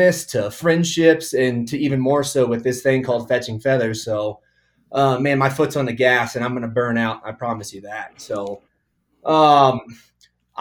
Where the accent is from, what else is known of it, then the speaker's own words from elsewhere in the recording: Kansas City, Missouri, United States; moved away as an adult; now in Colorado, United States; So I grew up in Kansas City in an Italian family